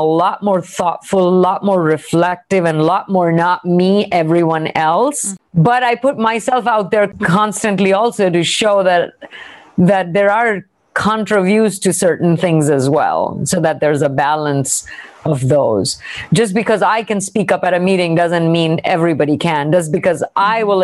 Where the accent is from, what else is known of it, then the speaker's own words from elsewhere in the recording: India; moved away; I grew up in India